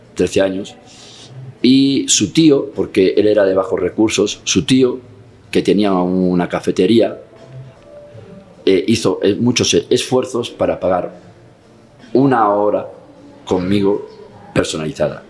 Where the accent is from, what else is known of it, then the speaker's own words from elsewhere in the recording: Catalonia, Spain; si soy catalán